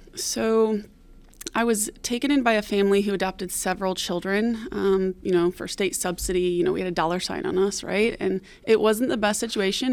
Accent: Detroit, Michigan, United States; I'm from Detroit, Michigan, originally. Um, I grew up in the foster care system

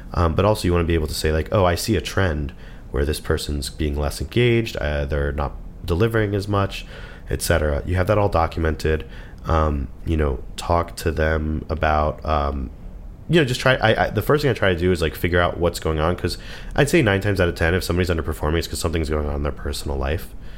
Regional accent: United States; we're American

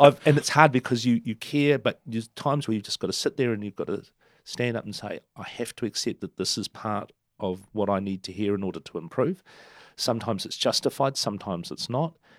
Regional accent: Turangi, Waikato, New Zealand; also born or lived in Argentina; now in Hamilton, New Zealand; Turangi, um, in the central North Island Plateau, my hometown

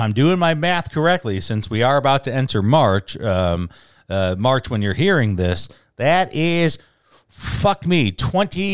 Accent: Wisconsin and Michigan, Midwest, United States; now in Southwest, United States; growing up in the Midwest, especially Wisconsin and Michigan

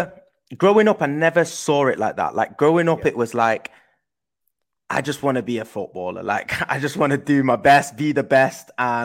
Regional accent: Manchester, North West England, United Kingdom; accent: English; also born or lived in Netherlands; I then moved from Holland to England. And that's why I've obviously got an English accent, because I grew up in Manchester in England.

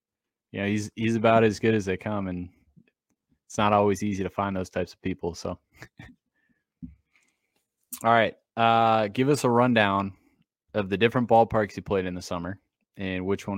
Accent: Massachusetts, United States; So I grew up in Massachusetts. So I grew up going to Fenway, going to Red Sox games.

